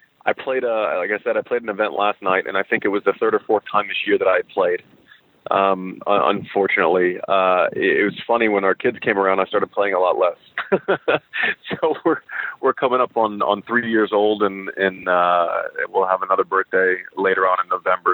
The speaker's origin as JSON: {"language": "English", "country": "United States", "said": "as American tennis fans, and I certainly grew up in this generation"}